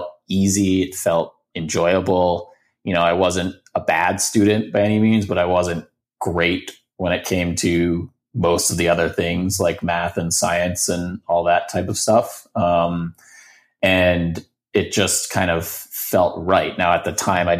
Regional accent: Baltimore, Maryland, United States; now in Boston, United States; So I grew up in Baltimore, outside of Baltimore.

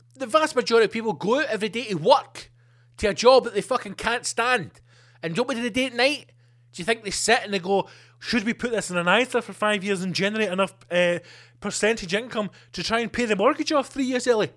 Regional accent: Scotland, United Kingdom; being Scottish and in Scotland

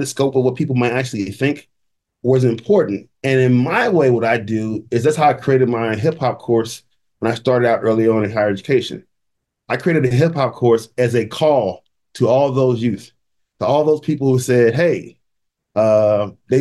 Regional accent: St. Louis, Missouri, United States; moved away; I come from St. Louis, all black community

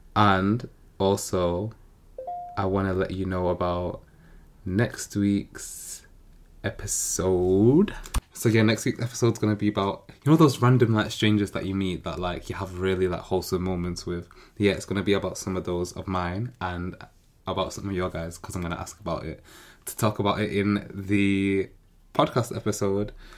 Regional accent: Manchester, North West England, United Kingdom; moved away as an adult; now in London, United Kingdom; I'm from Manchester

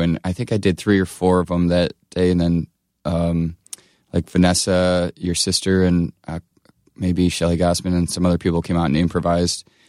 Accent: Blissfield, Michigan, United States; I grew up in Michigan, uh, Southeast Michigan, near, it's called Blissfield

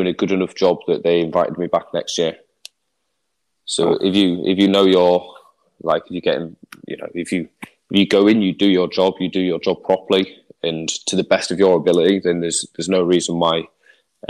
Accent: England, United Kingdom; as an Englishman

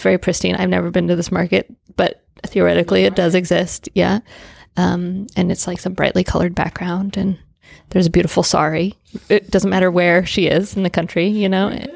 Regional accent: United States; me as an American

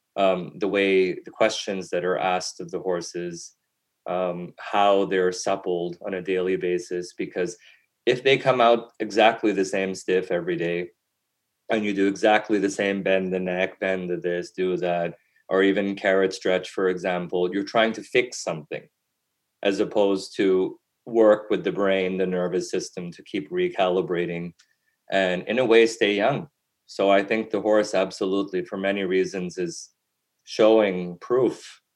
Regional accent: Canada; also born or lived in Europe; growing up in Canada

